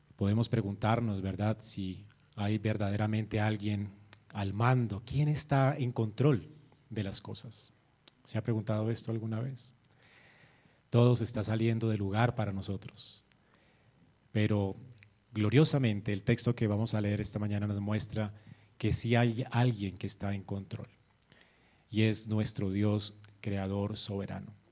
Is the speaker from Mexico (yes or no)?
no; Colombia; como colombianos nosotros fuimos injertados a Israel